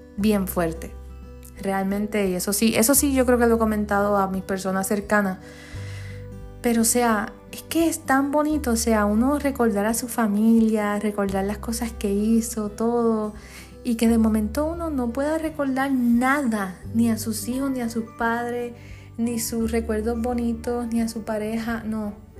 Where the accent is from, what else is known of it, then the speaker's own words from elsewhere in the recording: Comerío, Puerto Rico; Comerío, que es mi pueblo